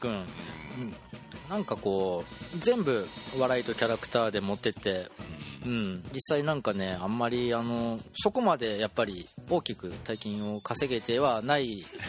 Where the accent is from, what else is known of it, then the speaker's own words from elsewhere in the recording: Hiroshima, Japan; 私はね、広島人なんですけども